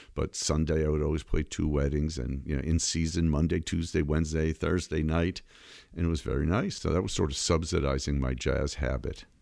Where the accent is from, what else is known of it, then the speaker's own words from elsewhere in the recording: Framingham, Massachusetts, United States; also born or lived in Brookline, Massachusetts; I was born in Brookline, Massachusetts, and at a young age, we moved to Framingham, about, uh, thirty minutes away. I was raised there